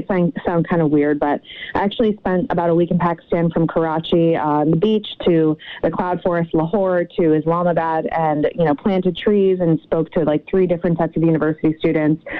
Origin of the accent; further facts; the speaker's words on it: Connecticut, United States; I'm from Connecticut originally